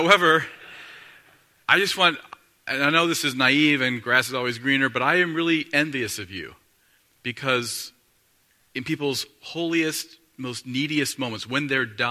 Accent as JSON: {"language": "English", "region": "Northeast Ohio", "country": "United States", "tie": "born or raised there", "said": "I grew up in Northeast Ohio"}